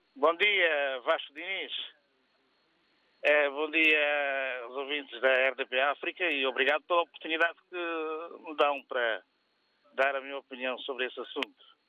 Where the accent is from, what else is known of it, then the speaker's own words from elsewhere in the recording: São Tomé & Príncipe; Eu sou de Santo Meio Príncipe.